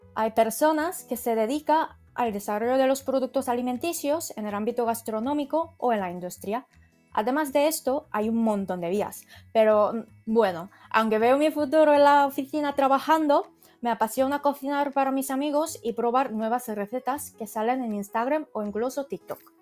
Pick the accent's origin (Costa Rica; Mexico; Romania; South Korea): South Korea; Spanish is a second language; moved away as an adult; now in Spain; vengo de Corea